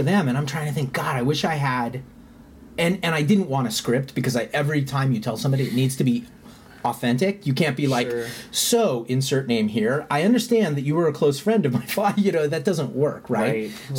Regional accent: United States; I grew up in the United States, and my parents are, like, second, third generation U.S. citizens

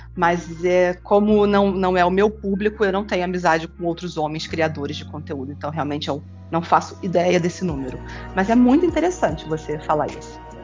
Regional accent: Rio de Janeiro, Brazil; eu sou mãe, sou escritora, sou carioca

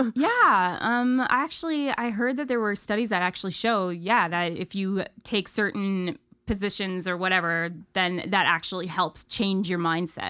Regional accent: Ontario, Canada; moved away; I grew up in Ontario, small town, no, middle of nowhere.

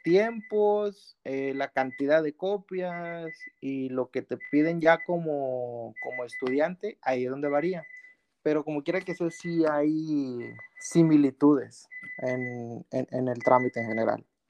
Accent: Mexico; moved away as an adult; now in Canada; somos los mexicanos

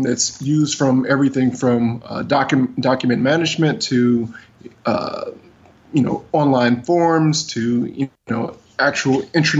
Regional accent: Cleveland, Ohio, United States; moved away as an adult; now in Washington, D.C., United States; I live here in the Washington, D.C. area. I'm originally from the Cleveland, Ohio area, actually. Wow. I moved here about 17 years ago.

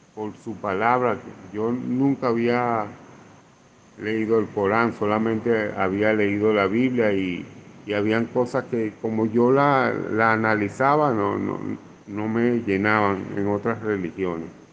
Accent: Venezuela; now in Colombia; soy venezolano, actualmente vivo y trabajo en, Colombia.

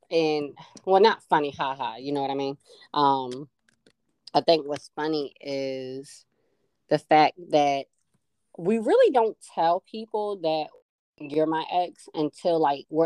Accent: New Jersey, United States; also born or lived in Baltimore; growing up in Jersey as well as in Baltimore, primarily high school, college, etc.

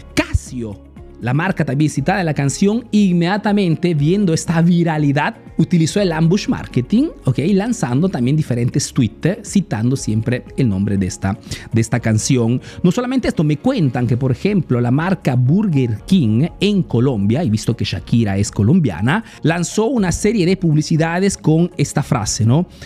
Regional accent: Peru; now in Italy; soy un emprendedor peruano que vive hace negocios en Italia, en Europa principalmente

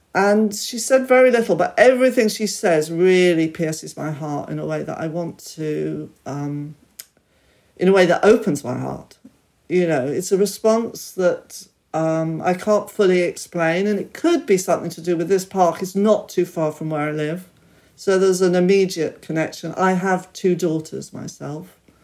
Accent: United Kingdom; I was born here and I'm very British

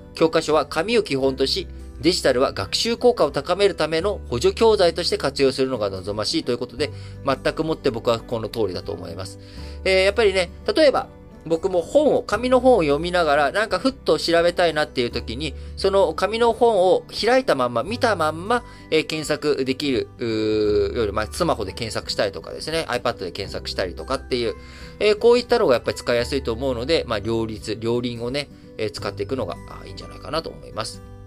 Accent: Japan; 我々日本人というのは

